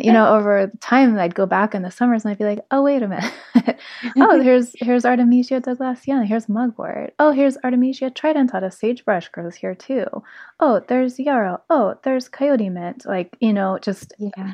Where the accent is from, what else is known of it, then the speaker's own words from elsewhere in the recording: South Lake Tahoe, California, United States; moved away as an adult; I grew up in South Lake Tahoe